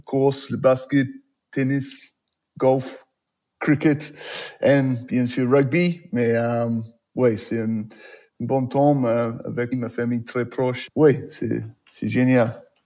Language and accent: French; New Plymouth, Taranaki, New Zealand; French is a second language; moved away; Je suis né à New Plymouth, c'est une ville, c'est pas petit, mais pas grande.